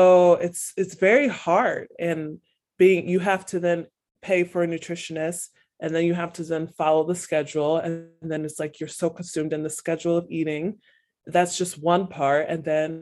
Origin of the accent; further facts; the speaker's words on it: United States; as American